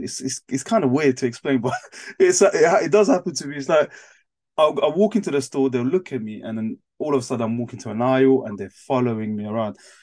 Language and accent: English; Croydon, London, United Kingdom; also born or lived in Paris, France; I'm actually from Paris. I moved to Croydon in 2003 when I was 10, so my parents moved us over here.